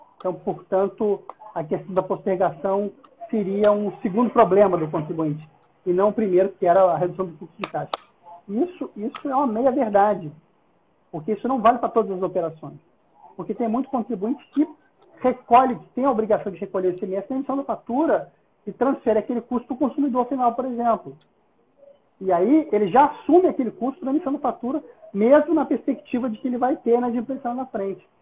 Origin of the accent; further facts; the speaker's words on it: Brazil; eu sou brasileiro